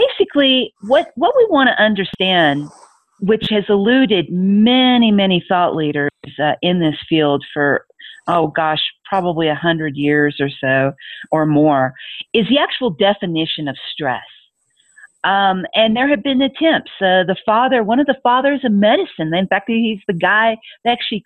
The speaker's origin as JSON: {"language": "English", "country": "United States", "tie": "born or raised there", "moved": "as an adult", "said": "in the U.S. since, you know, that is my native country."}